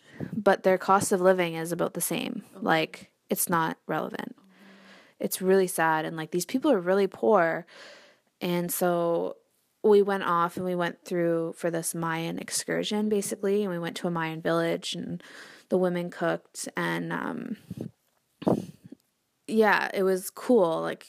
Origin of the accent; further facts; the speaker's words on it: Canada; we're Canadian, we were born here, but that doesn't stop our brothers and sisters from being misogynistic or homophobic.